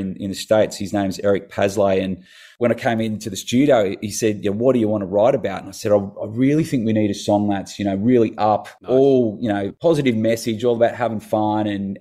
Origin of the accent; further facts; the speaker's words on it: Tasmania, Australia; moved away; I grew up in Tassie as a kid